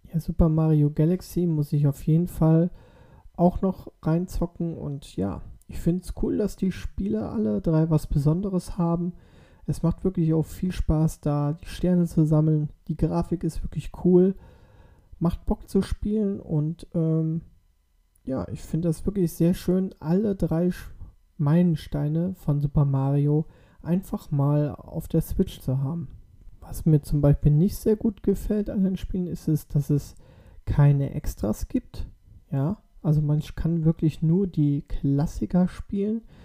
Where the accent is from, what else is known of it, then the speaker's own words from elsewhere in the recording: Germany; bei uns in Deutschland